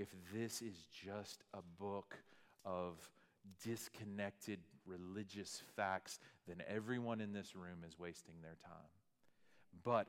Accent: Arkansas, United States; moved away; I was from Arkansas

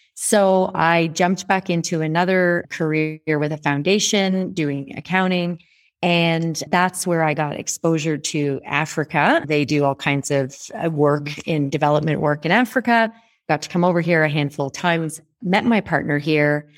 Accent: Canada; moved away as an adult; also born or lived in Toronto; now in Rwanda; I am Canadian. I have a house in Toronto that I spend about twenty percent of my time.

